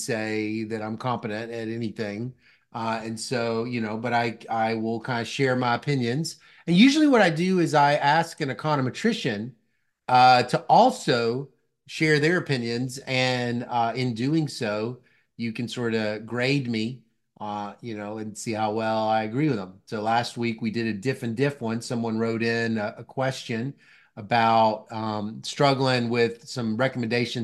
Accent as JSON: {"language": "English", "region": "Mississippi", "country": "United States", "tie": "born or raised there", "also_born_or_lived": "Tennessee", "moved": "yes", "said": "I grew up in Mississippi"}